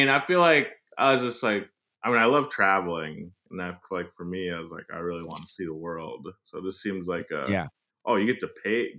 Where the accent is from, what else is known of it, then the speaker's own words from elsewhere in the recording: Cleveland, Ohio, United States; now in New York, United States; I grew up in Cleveland, Ohio.